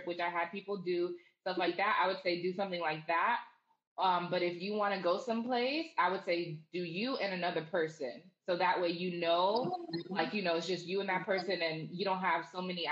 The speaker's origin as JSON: {"language": "English", "town": "Orlando", "region": "Florida", "country": "United States", "tie": "born or raised there", "lives_now": "Jacksonville, United States", "said": "I grew up in Orlando."}